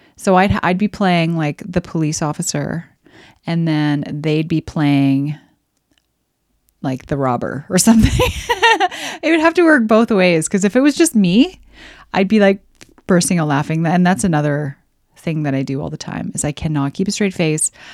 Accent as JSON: {"language": "English", "country": "Canada", "said": "I'm Canadian"}